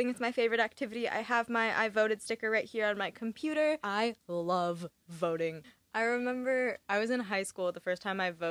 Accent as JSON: {"language": "English", "town": "Augusta", "region": "Maine", "country": "United States", "said": "I had my Maine ID and the woman starts talking to me about Maine and I was like, \"Oh yeah, like I'm from Augusta.\""}